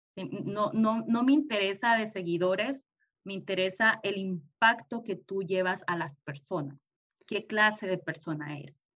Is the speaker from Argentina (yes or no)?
no; El Salvador; moved away as an adult; also born or lived in Houston, United States; now in United States; yo soy salvadoreña